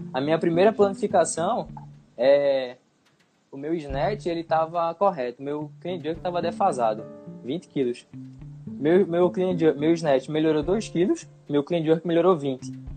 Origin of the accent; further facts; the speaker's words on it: Brazil; also born or lived in Recife, Pernambuco; aqui para o nosso país